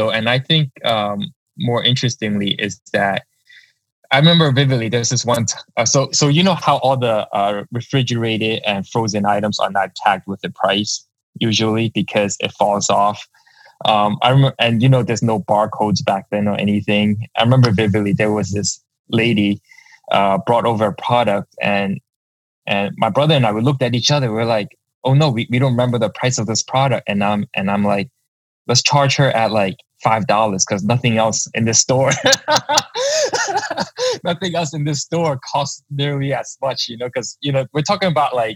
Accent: New York City, New York, United States; I was born and raised in uh, Lower Manhattan. Um, right now, that area is called Two Bridges. Uh, went to school at PS 124. Uh, that's right in Confucius Plaza.

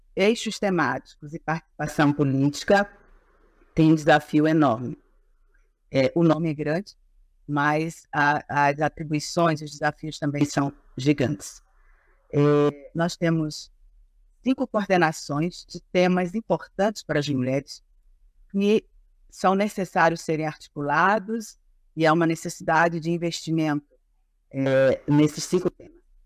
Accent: Pará, Brazil; sou do estado do Pará, sou agricultora familiar

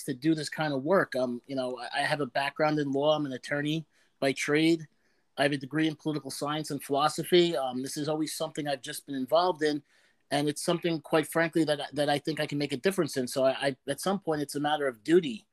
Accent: Long Island, New York, United States; I loved growing up on Long Island

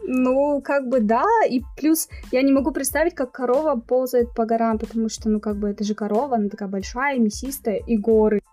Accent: Pavlodar, Pavlodar Region, Kazakhstan; moved away as an adult; now in Almaty, Kazakhstan; я родилась в Павлодаре, а, то есть это на друг, в другой части страны, но в студенческие годы я переехала сюда, в Алмату

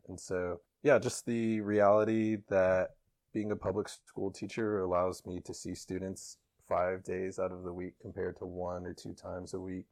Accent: Kansas City, United States; I'm from Kansas City, born and raised

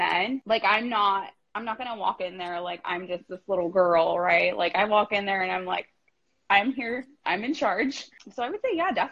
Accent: Bakersfield, California, United States; born and raised in Bakersfield, California

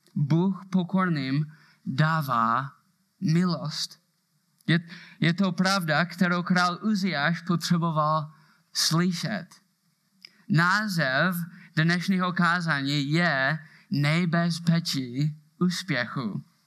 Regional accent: Moravia, Czechia; accent: Moravian; mám moravský přízvuk

